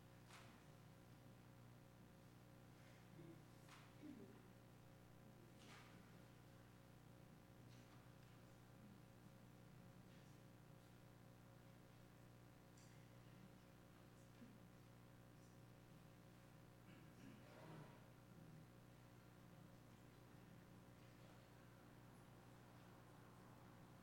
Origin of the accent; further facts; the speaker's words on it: United Kingdom; we're British